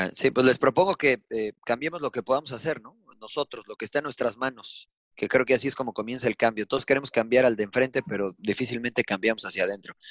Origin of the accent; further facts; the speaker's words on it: Mexico; moved away; Y soy mexicano y no vivo en México